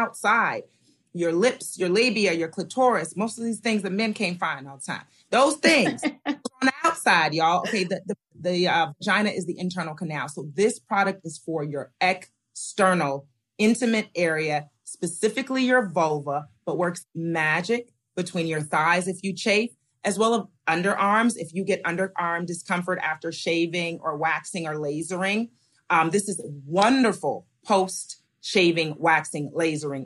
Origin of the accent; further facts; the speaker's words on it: Diamond Bar, California, United States; I grew up in Diamond Bar, California.